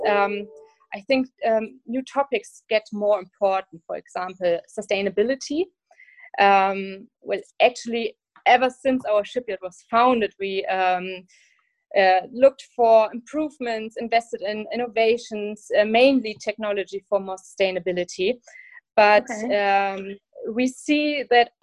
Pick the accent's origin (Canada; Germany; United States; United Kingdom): Germany; it's close to my hometown, the shipyard, and that's why I knew about Lürssen